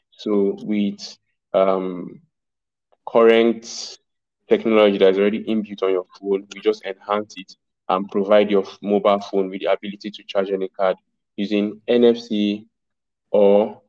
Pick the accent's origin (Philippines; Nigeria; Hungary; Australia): Nigeria; Zaria, Kaduna State; I grew up in Zaria.